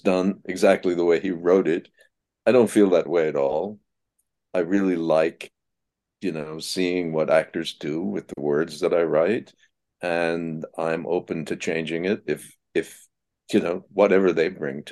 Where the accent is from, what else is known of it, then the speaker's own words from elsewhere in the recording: Slingerlands, New York, United States; Slingerland's Players up in where I grew up outside of Albany